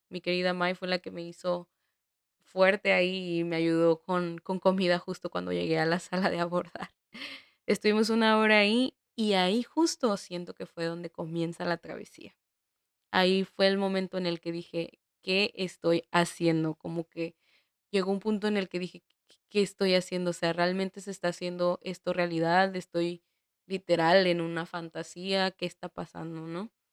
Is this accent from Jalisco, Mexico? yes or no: yes; Guadalajara, Jalisco, Mexico; moved away as an adult; now in Prague, Czech Republic; la ciudad de Guadalajara, que es de donde soy